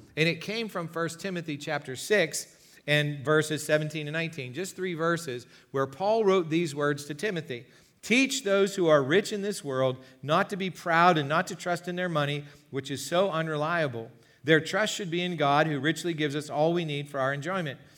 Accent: United States; our own lives as American Christians in twenty nineteen

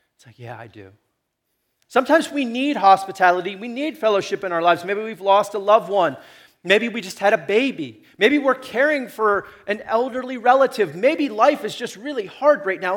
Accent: Chicora, Pennsylvania, United States; I come from Shakora

